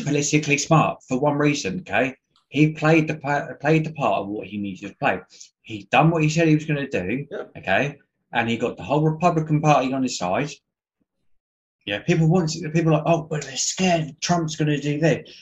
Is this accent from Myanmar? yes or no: no; England, United Kingdom; I'm English